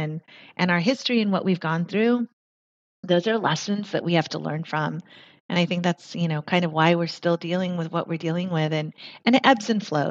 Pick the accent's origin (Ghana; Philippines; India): Philippines; I'm Filipina